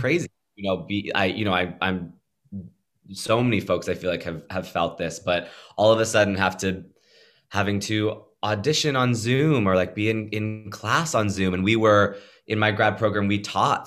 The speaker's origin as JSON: {"language": "English", "region": "Pennsylvania", "country": "United States", "tie": "born or raised there", "moved": "yes", "said": "I grew up in Pennsylvania"}